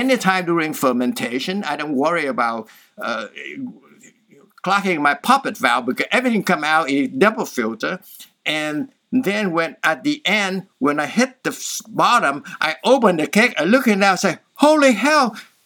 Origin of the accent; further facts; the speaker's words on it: Southern Vietnam, Vietnam; moved away; I'm from Vietnam, so we're from the south